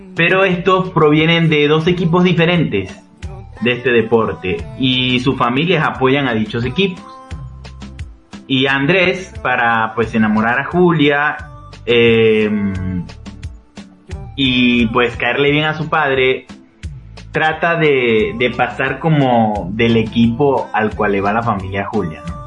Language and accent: Spanish; Venezuela; now in Peru